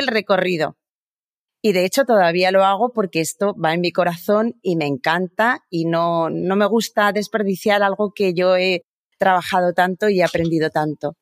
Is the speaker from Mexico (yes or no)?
no; Pamplona, Navarre, Spain; Yo nací en, en Pamplona, en una ciudad muy pequeñita en el norte de España